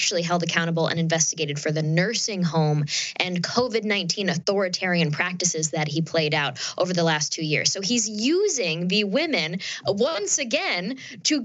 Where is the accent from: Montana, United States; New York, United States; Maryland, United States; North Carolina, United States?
New York, United States; upstate; I'm from New York State, I'm from upstate New York